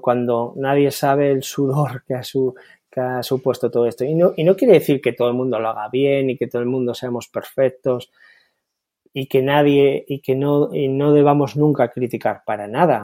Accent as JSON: {"language": "Spanish", "country": "Spain", "said": "soy optimista en mi país"}